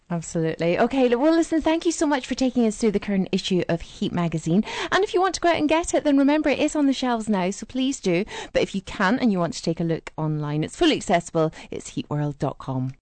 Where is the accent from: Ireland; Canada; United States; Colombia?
Ireland; now in United Kingdom; when I was a little girl growing up in Southern Ireland